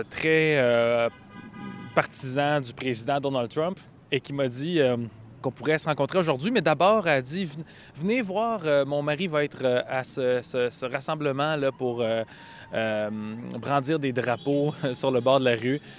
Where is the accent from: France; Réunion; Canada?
Canada; We're from Canada.